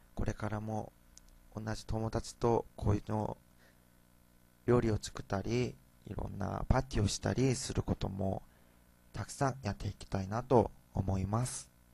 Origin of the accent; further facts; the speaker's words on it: South Korea; Japanese is a second language; moved away as an adult; now in Japan; 韓国から来た留学生